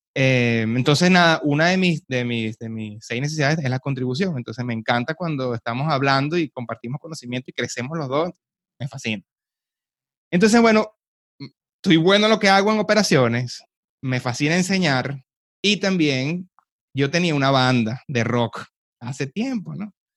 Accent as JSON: {"language": "Spanish", "country": "Venezuela", "also_born_or_lived": "Canada / Dominican Republic", "moved": "as an adult", "said": "emigré de Venezuela a Canadá"}